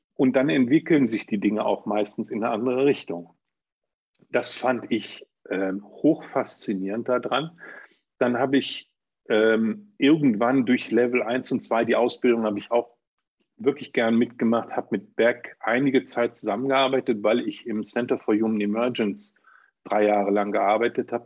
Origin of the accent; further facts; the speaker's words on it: Germany; bei uns in Deutschland